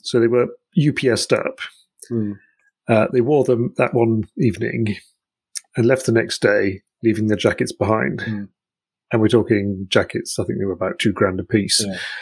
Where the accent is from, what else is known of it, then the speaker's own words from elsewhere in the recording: Tromsø, Troms, Norway; I grew up in Tromsø, which is up past the Arctic Circle